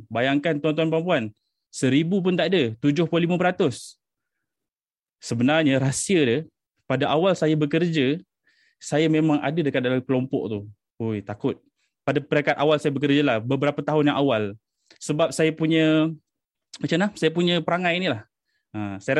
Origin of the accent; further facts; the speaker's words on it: Selangor, Malaysia; now in Gambang, Malaysia; Saya berasal dari Selangor tapi saya dah duduk di Pahang sejak 5 6 tahun lepas lah. Ah, saya menetap di Gambang.